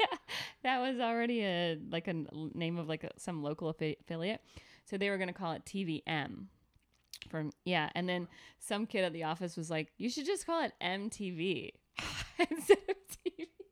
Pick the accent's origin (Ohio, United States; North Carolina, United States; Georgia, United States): Georgia, United States; Atlanta; I grew up in Atlanta